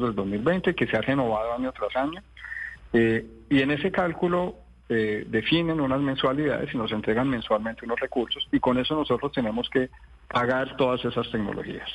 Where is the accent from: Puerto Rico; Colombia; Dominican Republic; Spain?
Colombia